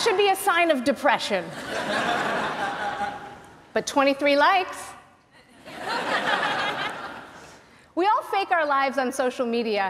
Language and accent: English; United States; moved away; I grew up in the US